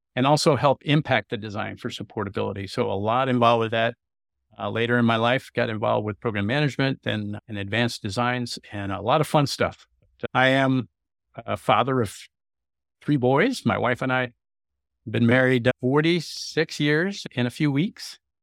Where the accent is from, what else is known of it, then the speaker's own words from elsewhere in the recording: California, United States; I had traveled as a youth growing up in California